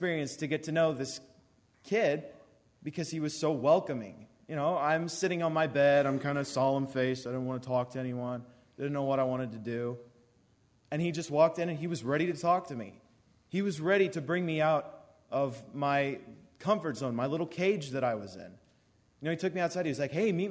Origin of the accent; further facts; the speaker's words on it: Warsaw, Missouri, United States; I'm from Warsaw